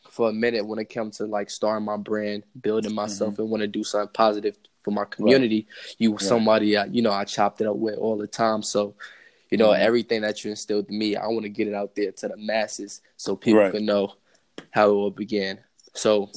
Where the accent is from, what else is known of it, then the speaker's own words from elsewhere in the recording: New York, United States; growing up in New York